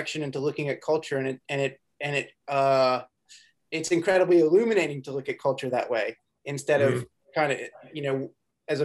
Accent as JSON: {"language": "English", "town": "Chapel Hill", "region": "North Carolina", "country": "United States", "tie": "born or raised there", "also_born_or_lived": "Boone, North Carolina / Raleigh, North Carolina", "said": "growing up in Chapel Hill"}